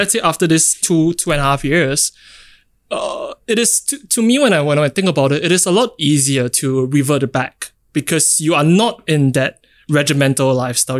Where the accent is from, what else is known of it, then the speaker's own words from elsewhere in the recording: Singapore; being in Singapore, growing up in Singapore